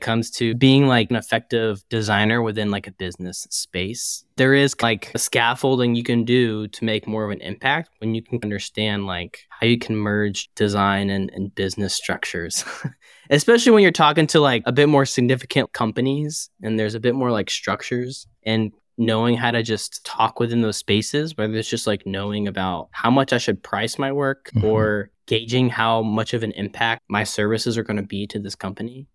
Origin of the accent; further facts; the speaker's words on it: Chattanooga, Tennessee, United States; now in St. Louis, United States; I'm originally from Tennessee in a small city named Chattanooga, which is about two hours south or an hour and a half south of Nashville. So that's where family is. That's where I grew up